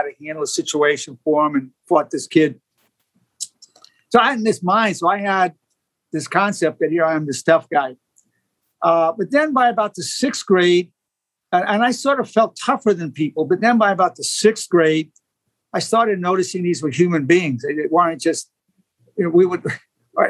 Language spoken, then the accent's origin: English; New York City, New York, United States; I grew up in Brooklyn. It was a rough neighborhood